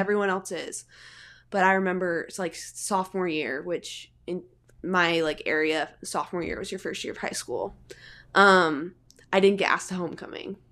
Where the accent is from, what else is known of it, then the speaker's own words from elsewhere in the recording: Salt Lake City, Utah, United States; I'm from Salt Lake City, Utah